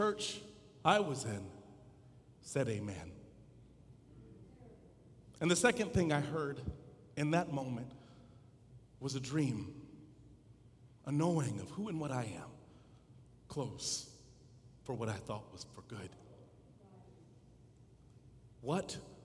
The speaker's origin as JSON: {"language": "English", "town": "Dallas", "region": "Texas", "country": "United States", "tie": "born or raised there", "said": "As a kid growing up in Dallas, Texas"}